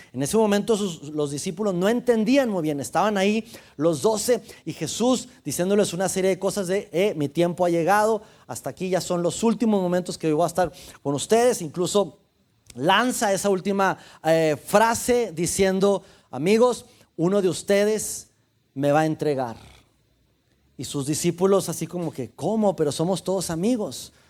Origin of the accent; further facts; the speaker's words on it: Mexico; soy mexicano